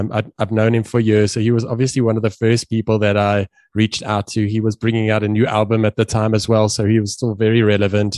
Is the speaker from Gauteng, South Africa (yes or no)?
yes; Johannesburg, Gauteng, South Africa; I'm a South African, Joburg born